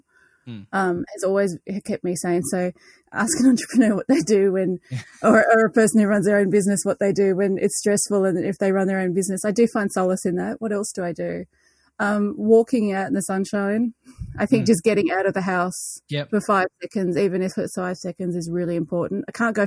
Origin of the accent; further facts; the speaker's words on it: New South Wales, Australia; now in Melbourne, Australia; I grew up in New South Wales, though, so it was always rugby up there